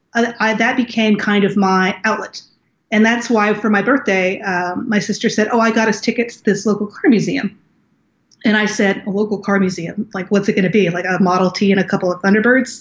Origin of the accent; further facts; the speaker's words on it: Naples, Florida, United States; also born or lived in Los Angeles, United States; I grew up in Naples, Florida